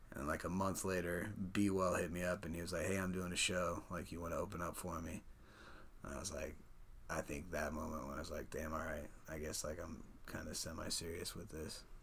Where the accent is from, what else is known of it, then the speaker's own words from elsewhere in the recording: Perry, Iowa, United States; also born or lived in Des Moines, Iowa; raised in Perry, Iowa. That's where I went to high school